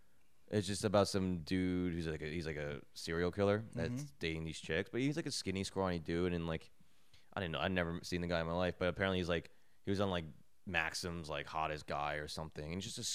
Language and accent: English; Edison, New Jersey, United States; now in New York, United States; I'm from Edison.